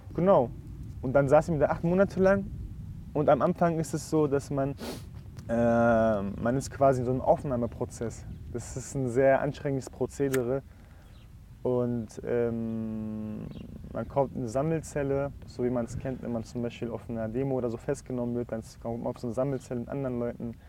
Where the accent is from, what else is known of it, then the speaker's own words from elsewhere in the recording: Frankfurt, Hesse, Germany; also ich komme ja aus Frankfurt